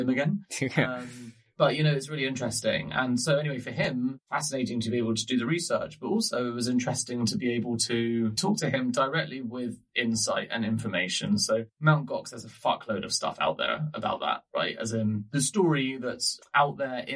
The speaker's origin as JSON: {"language": "English", "region": "England", "country": "United Kingdom", "said": "as an English person with a sense of humor"}